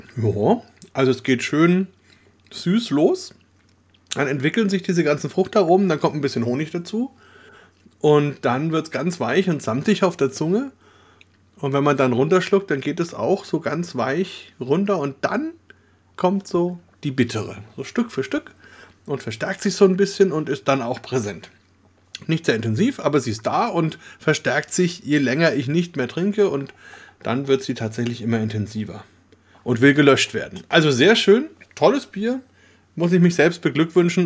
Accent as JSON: {"language": "German", "area": "Franconia", "region": "Bavaria", "country": "Germany", "said": "als Deutsche, Schrägstrich, Franken, Bayern"}